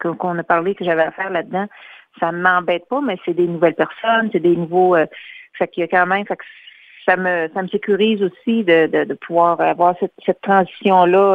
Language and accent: French; Louiseville, Quebec, Canada; je suis originaire de Louisville et j'habite à Louisville euh, actuellement aussi depuis plusieurs années.